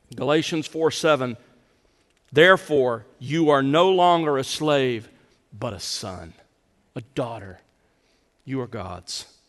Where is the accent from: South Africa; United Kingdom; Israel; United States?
United States; the South; growing up in the South, uh, we grew up calling our father Daddy